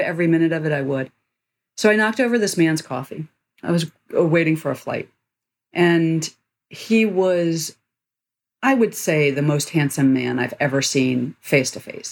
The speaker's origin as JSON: {"language": "English", "town": "Washington", "region": "District of Columbia", "country": "United States", "tie": "born or raised there", "said": "I grew up in Washington, D.C."}